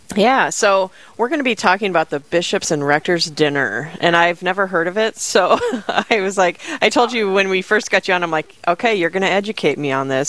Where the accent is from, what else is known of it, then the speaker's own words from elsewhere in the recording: Rapid City, South Dakota, United States; now in Sioux Falls, United States; I'm originally from Rapid City, South Dakota